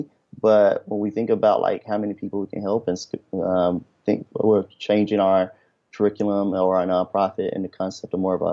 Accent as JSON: {"language": "English", "town": "Memphis", "region": "Tennessee", "country": "United States", "said": "I'm originally from Memphis, Tennessee"}